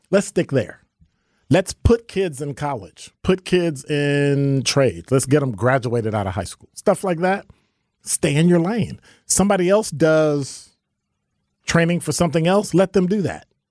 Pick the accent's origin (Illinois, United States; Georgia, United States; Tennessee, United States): Illinois, United States; Chicago; moved away as an adult; now in Milwaukee, United States; from Chicago